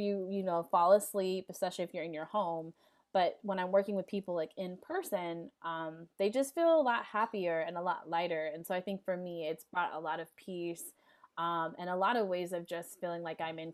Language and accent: English; Los Angeles, California, United States; in South LA, I'm from the Crenshaw District